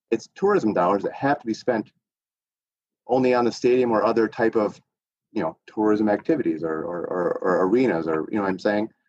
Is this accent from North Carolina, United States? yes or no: no; Michigan, United States; I'm from Michigan, so I'm not from Miami